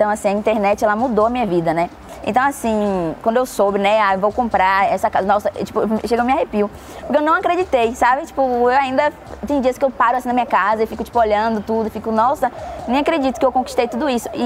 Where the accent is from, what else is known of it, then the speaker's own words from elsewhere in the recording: São Caetano, Bahia, Brazil; also born or lived in Alphaville; Eu sou de São Caetano e agora tô no ah. Alphaville.